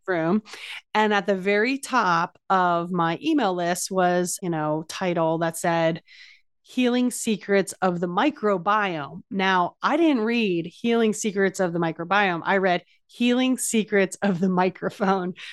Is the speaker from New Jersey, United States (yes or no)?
yes; New Jersey, United States; I'm from New Jersey